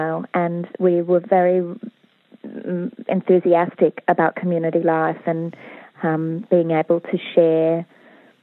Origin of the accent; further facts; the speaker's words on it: Sydney, New South Wales, Australia; moved away as an adult; I grew up in Sydney